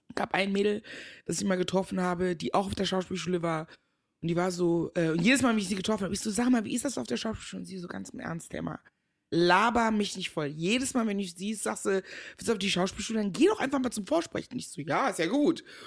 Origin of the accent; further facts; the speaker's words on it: Meckenheim, North Rhine-Westphalia, Germany; also born or lived in Ghana; Also, ich bin geboren in Ghana, seit meinem vierten Lebensjahr aber in Deutschland. Ich bin in der wunderschönen Stadt Meckenheim bei Bonn groß geworden so NRW e halt, ne?